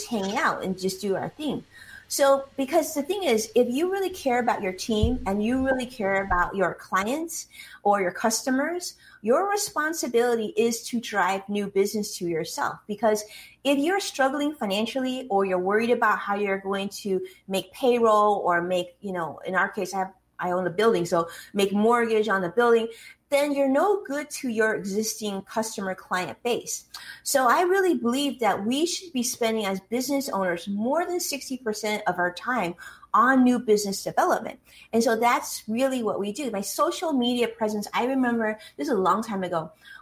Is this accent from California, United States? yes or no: yes; Los Angeles, California, United States; accent: Chinglish; first language Chinese; English is a second language; I spoke Chinese at home before speaking English. Even though, you know, I was born here in Los Angeles, I thought it was an L.A. accent, but I guess it's a Chinglish accent